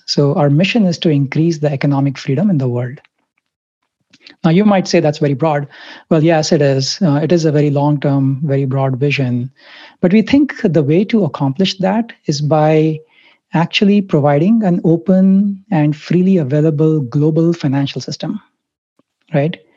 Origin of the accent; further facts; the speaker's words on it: Mumbai, Maharashtra, India; I grew up in India, Bombay, Mumbai